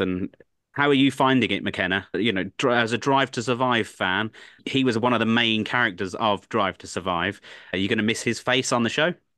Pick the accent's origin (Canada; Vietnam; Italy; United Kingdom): United Kingdom; England; I'm an Englishman through and through.